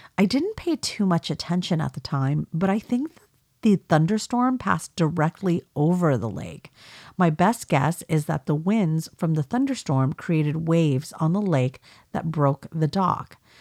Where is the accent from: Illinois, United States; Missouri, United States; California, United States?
California, United States; accent: Californian; I'm Californian